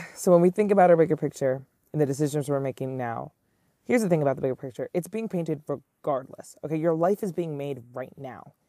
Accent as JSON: {"language": "English", "town": "New York City", "region": "New York", "country": "United States", "tie": "born or raised there", "said": "I am born and raised in Manhattan"}